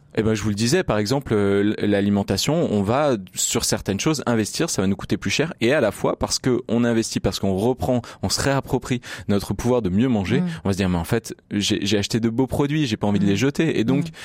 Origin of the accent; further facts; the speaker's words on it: Grenoble, Auvergne-Rhône-Alpes, France; je suis grenoblois